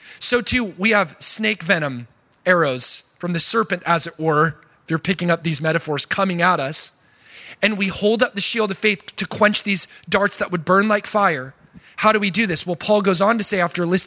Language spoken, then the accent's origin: English; Oregon, United States; I'm from Oregon